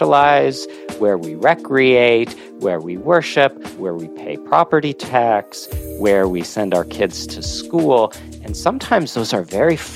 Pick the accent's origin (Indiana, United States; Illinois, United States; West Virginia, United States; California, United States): Illinois, United States; Oak Park; I grew up in Oak Park, Illinois